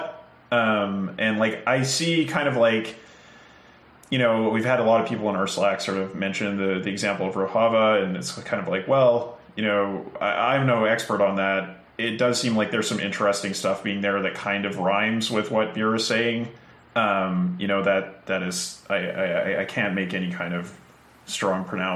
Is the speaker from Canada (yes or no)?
yes; Canada; the Canadian in the room